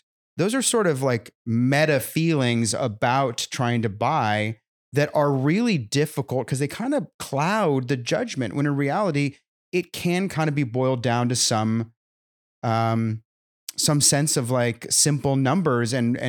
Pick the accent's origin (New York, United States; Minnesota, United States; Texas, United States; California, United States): California, United States; now in Nashville, United States; I come originally from California, where the market didn't play by the same rules as everybody other state.